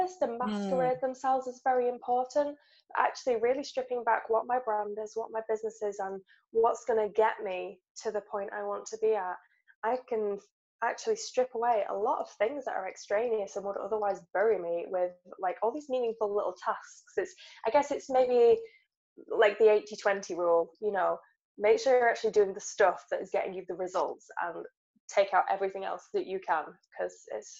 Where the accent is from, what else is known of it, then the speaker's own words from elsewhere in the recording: England, United Kingdom; we're writers and we're English